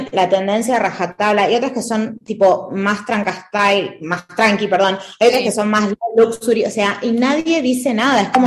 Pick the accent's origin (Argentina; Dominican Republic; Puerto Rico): Argentina; moved away as an adult; also born or lived in Buenos Aires; now in Madrid, Spain; la verdad que no puedo decir de que no extraño, porque sí extraño eh, yo soy argentina